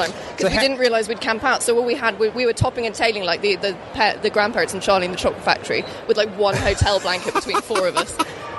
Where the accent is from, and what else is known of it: London, United Kingdom